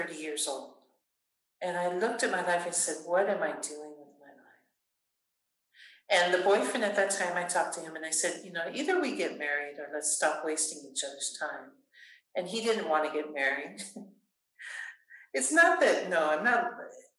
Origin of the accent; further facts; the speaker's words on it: California, United States; Born and raised in California and in the Catholic faith